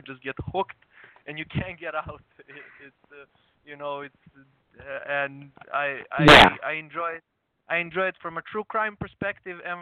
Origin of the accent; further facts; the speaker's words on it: Serbia; I'm from Serbia